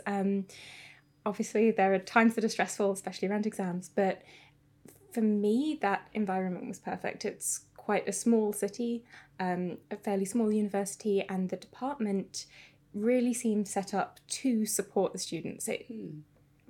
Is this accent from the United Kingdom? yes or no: yes; South Lincolnshire, East Midlands, United Kingdom; now in Cambridge, United Kingdom; I am originally from South Lincolnshire, so not far from Cambridge.